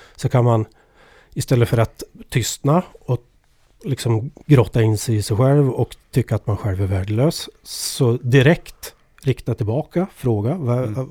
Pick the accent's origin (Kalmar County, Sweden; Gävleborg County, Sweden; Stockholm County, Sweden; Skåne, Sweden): Gävleborg County, Sweden; Edsbyn; accent: Ovanåker dialect; Jag kommer ju från Edsbyn, Ovanåkers kommun, Hälsingland